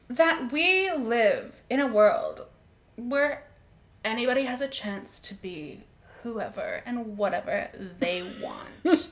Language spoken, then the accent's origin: English; Australia; Being Australian